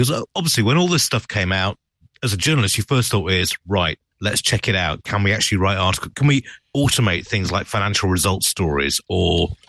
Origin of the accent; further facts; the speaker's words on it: United Kingdom; as a Brit